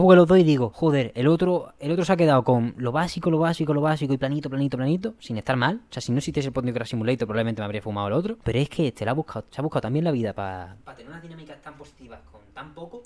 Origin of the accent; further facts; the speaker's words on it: Seville, Andalusia, Spain; somos del barrio de Sevilla